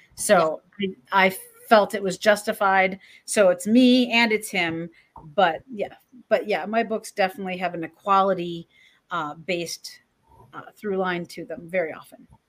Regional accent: Michigan, United States; I'm from Michigan, Midwesterners

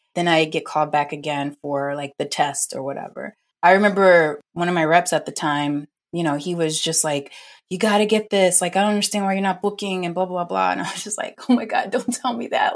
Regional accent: New Orleans, Louisiana, United States; moved away as an adult; also born or lived in North Carolina; now in Los Angeles, United States; I'm originally from New Orleans and went to New Orleans Center for Creative Arts

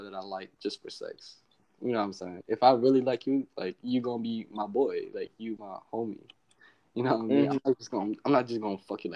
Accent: Virginia, United States; moved away as an adult; now in Hawaii, United States; I grew up in Virginia

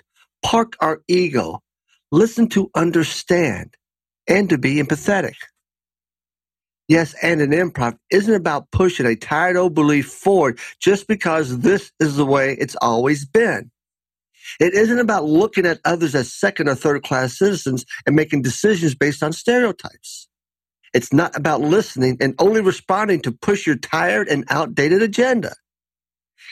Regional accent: Lexington, Kentucky, United States; moved away as an adult; also born or lived in Griffin, Georgia; Growing up in Lexington, Kentucky in the 1960s through the early 80s

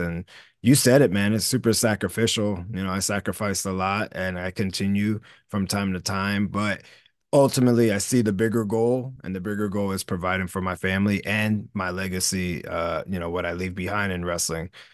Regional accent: Camden, New Jersey, United States; I always still feel like I'm the dude from Camden, New Jersey

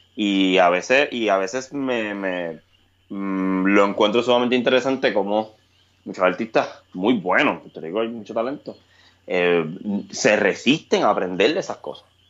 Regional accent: Puerto Rico; Cuando yo empiezo a existir en los escenarios de Puerto Rico

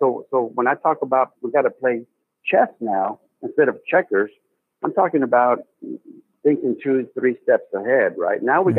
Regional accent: North Texas, United States; He's one of my hometown guys here from North Texas

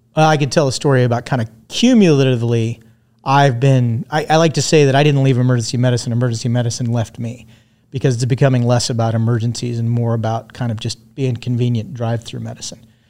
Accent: Tehachapi, California, United States; also born or lived in Redondo Beach, California / Hermosa Beach, California / Inglewood, California / Lawndale, California; I was born in sixty-six. Spent, uh, most, you know, the sixties and seventies in the, in the South Bay area. We kind of, we bounced around between Redondo, Hermosa. I lived in Inglewood for a while, lived in Lawndale for a while, and then spent my formative years in a place called Tehachapi

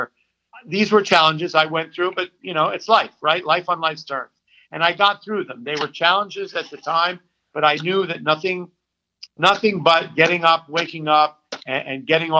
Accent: New York City, New York, United States; I grew up on the Upper West Side to a privilege

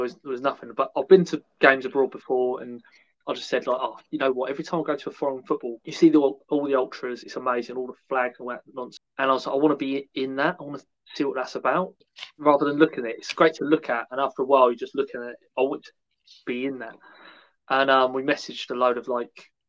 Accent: Portsmouth, South East England, United Kingdom; I'm from Portsmouth

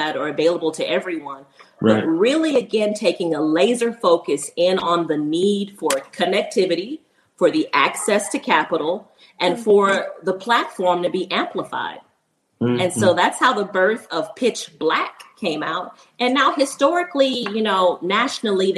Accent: Port Arthur, Texas, United States; moved away as an adult; also born or lived in Houston, Texas / Huntsville, Texas; now in Tucson, United States; I'm originally from Port Arthur, Texas

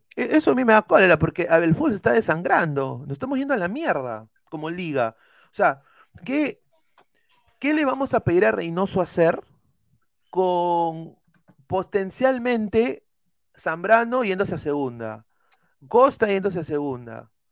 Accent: Peru; moved away; como un peruano en el extranjero

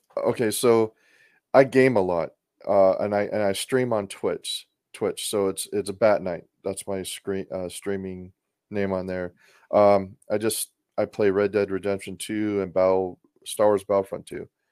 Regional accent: Portland, Oregon, United States; moved away; I grew up in Portland, Oregon

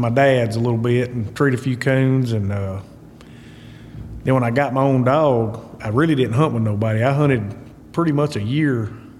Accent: Hermitage Springs, Tennessee, United States; Right around a little town called Hermitage Springs, Tennessee.

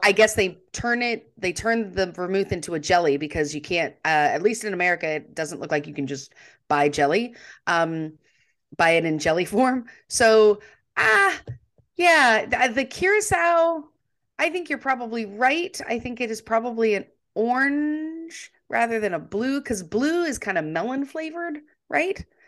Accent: United States; we're Americans

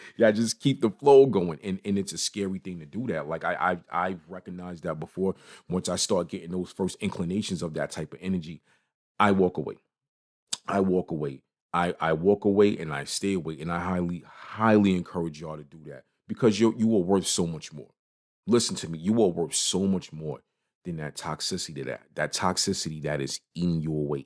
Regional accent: New York City, New York, United States; I am from Brooklyn. I am from New York City.

